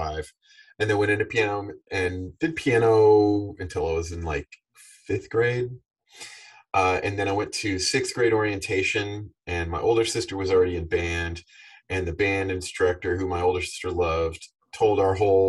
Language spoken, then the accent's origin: English; Texas, United States; moved away as an adult; also born or lived in Boston; now in Nashville, United States; growing up in Texas